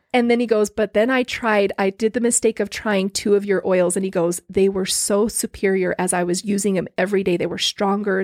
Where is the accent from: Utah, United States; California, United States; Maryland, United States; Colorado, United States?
Utah, United States; Orem; also born or lived in Lindon, Utah / American Fork, Utah / Highland, Utah / Pleasant Grove, Utah; I've grown up here. I grew up in Orem